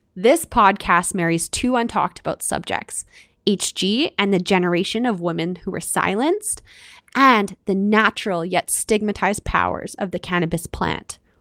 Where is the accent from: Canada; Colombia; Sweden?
Canada; I'm your Canadian host